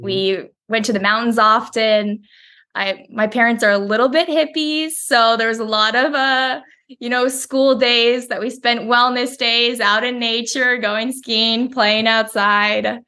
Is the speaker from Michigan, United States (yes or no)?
no; Woodinville, Washington, United States; moved away; I grew up in Woodinville, Washington, so it's just outside Seattle.